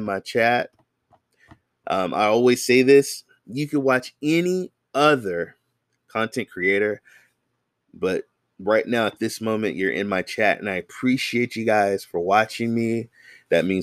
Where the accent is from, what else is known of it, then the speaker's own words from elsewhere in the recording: the Bay Area, California, United States; I'm from the Bay Area, San Francisco, Oakland, Marin, Hayward, Fremont